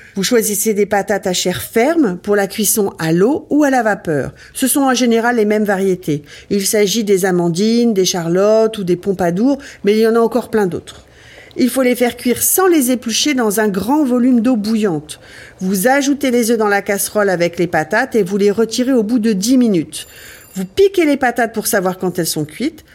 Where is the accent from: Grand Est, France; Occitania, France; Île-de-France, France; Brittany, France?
Grand Est, France; Ardennes; je viens des Ardennes